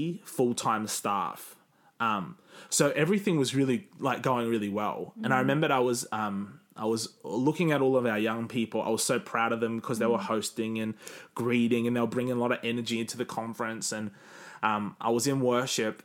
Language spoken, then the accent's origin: English; Cairns, Queensland, Australia; moved away; when I go back to Cairns, people mock me